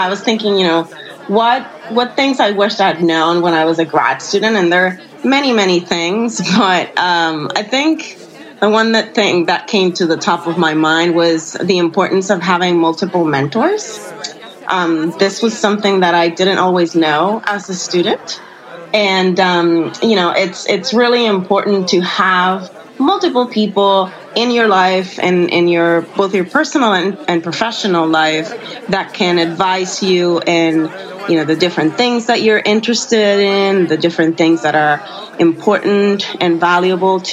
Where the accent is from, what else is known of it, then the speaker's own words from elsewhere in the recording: Puerto Rico; I'm from Puerto Rico